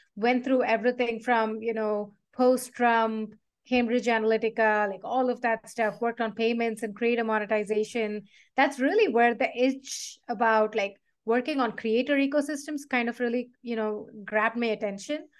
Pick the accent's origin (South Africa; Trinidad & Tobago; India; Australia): India; South India; I grew up in South India